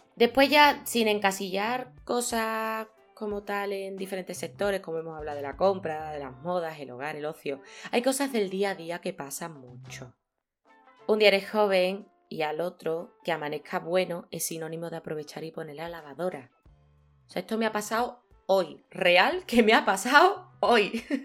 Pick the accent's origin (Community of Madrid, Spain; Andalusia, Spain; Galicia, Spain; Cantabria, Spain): Andalusia, Spain; Seville; yo soy de aquí, de Sevilla, en Andalucía, en España.